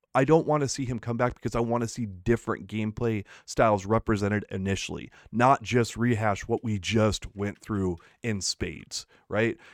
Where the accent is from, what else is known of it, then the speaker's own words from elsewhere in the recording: United States; As an American